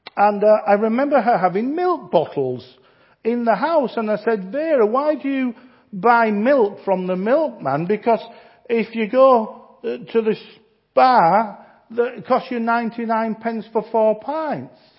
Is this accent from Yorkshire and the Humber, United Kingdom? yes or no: yes; Yorkshire and the Humber, United Kingdom; I'm a Yorkshireman